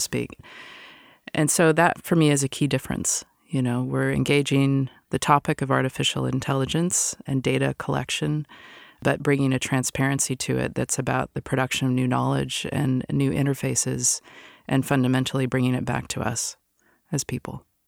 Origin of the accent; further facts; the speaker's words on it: Seattle, Washington, United States; moved away; I'm originally from Seattle